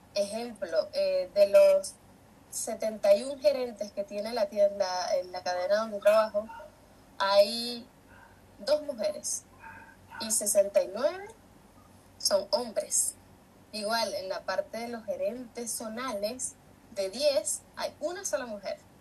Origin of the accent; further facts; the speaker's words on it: San Felipe, Yaracuy, Venezuela; moved away as an adult; now in Chile; yo soy de San Felipe, Estado Yaracuy, de Venezuela